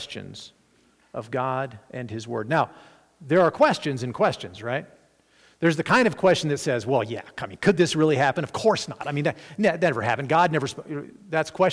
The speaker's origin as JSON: {"language": "English", "region": "Arkansas", "country": "United States", "tie": "born or raised there", "said": "I grew up in Arkansas"}